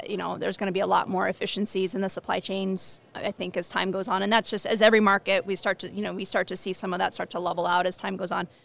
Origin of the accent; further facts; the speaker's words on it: Rancho Cucamonga, California, United States; moved away as an adult; also born or lived in Pennsylvania; now in Boulder, United States; I'm originally from California. So I grew up in Rancho Cucamonga, moved to Pennsylvania for a little while, came back to California